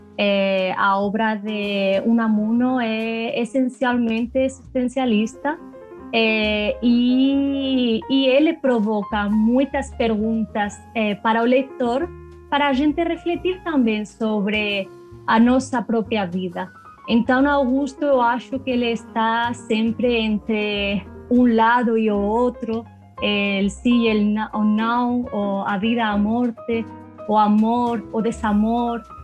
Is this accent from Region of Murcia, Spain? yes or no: yes; Region of Murcia, Spain; Portuguese is a second language; moved away; eu sou de uma região do sul da Espanha, chamada Múrcia